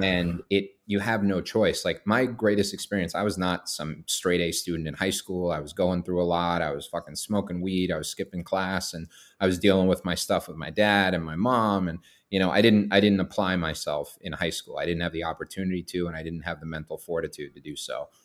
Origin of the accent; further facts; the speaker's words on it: Boston, Massachusetts, United States; moved away as an adult; now in Maine, United States; I'm born and raised in Boston